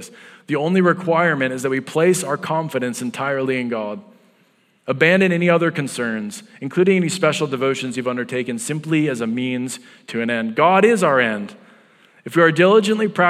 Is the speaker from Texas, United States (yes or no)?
no; North Dakota, United States; now in Iowa, United States; coming from North Dakota